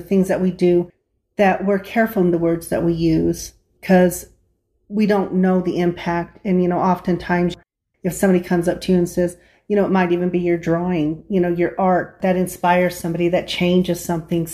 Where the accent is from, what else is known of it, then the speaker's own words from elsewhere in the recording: Del Norte, Colorado, United States; the small town we're from is from Del Norte, Colorado, and I have a fondness for it.